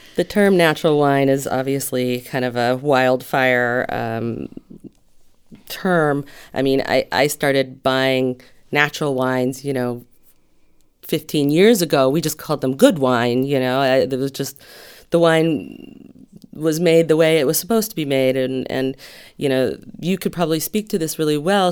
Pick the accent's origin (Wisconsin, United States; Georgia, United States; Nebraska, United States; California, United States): California, United States; Santa Barbara; I grew up in Santa Barbara